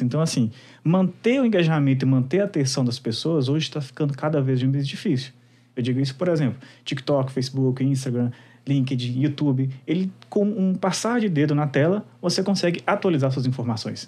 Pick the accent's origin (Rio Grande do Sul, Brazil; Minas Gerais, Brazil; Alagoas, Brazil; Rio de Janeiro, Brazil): Minas Gerais, Brazil; sou mineiro raiz